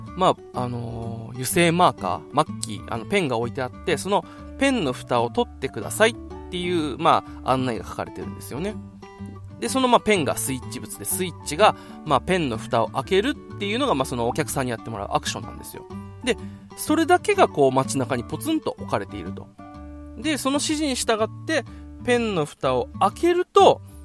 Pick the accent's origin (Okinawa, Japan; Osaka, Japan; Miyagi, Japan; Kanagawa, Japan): Okinawa, Japan; moved away as an adult; also born or lived in Tokyo; もう東京から僕今地元沖縄に